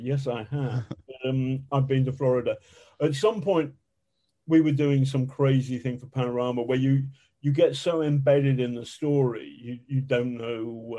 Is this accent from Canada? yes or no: no; London, United Kingdom; I'm a Londoner, that's kind of new civility.